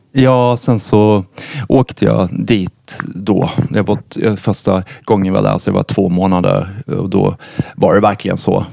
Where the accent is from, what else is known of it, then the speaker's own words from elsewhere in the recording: Karlshamn, Blekinge, Sweden; jag växte upp i en, i en liten eh, stad i södra Sverige som heter Karlshamn